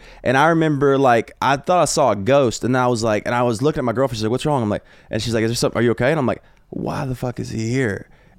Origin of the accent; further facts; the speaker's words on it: Alabama, United States; Like, I'm from Alabama, dude.